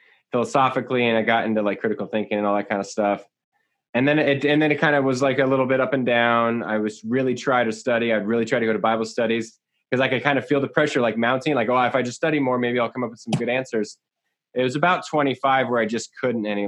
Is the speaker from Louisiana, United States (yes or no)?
no; San Jose and Santa Cruz area, California, United States; I grew up in San Jose and Santa Cruz area in Bay Area and just south of the Bay Area in California